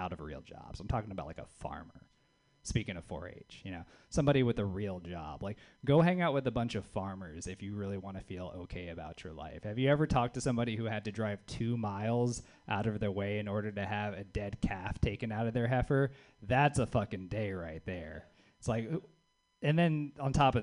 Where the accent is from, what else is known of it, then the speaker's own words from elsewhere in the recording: the South, United States; now in Bay Area, United States; It's fun being a Southerner in the Bay Area